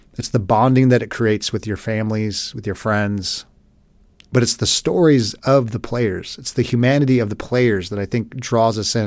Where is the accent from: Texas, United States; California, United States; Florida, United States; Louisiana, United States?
California, United States; Los Angeles; moved away as an adult; I grew up in Los Angeles till I was about twenty-five. Moved away, never moved back, but L A's my home.